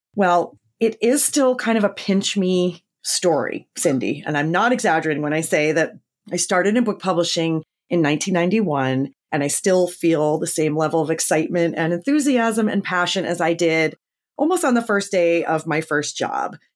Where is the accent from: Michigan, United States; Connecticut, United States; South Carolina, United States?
Connecticut, United States; I grew up in Connecticut